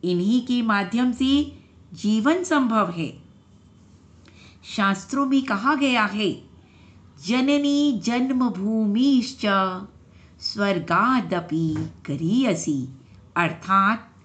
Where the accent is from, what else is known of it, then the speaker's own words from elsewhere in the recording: Delhi, India; दिल्ली से हूँ